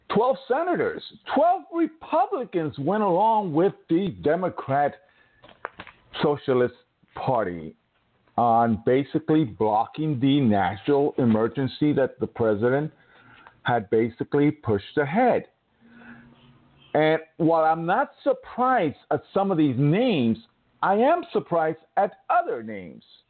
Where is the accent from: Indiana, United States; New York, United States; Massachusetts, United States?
New York, United States; my home state